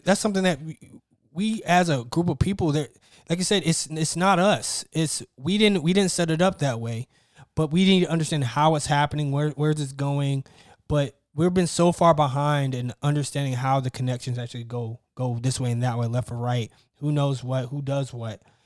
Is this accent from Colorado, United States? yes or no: no; Mississippi, United States; I grew up in Mississippi.